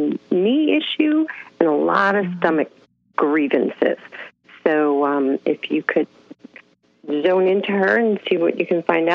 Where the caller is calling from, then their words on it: Raleigh, North Carolina, United States; I'm calling from Raleigh, North Carolina.